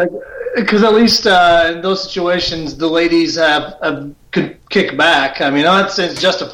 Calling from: St. Louis, Missouri, United States; I'm outside of St. Louis.

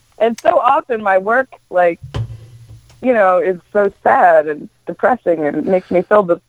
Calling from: Plymouth, Massachusetts, United States; Good old Plymouth, Massachusetts.

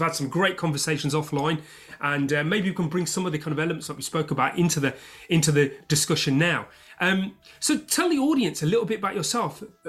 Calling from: London, United Kingdom

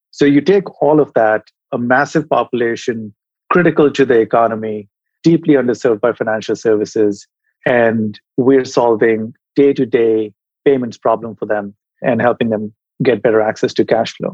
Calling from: San Francisco, California, United States; I am in San Francisco today. I'd love to say sunny San Francisco, but today is a little bit uh, drab.

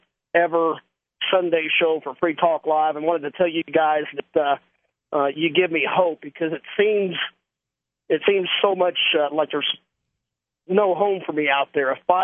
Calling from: Tennessee, United States; I'm calling from Tennessee.

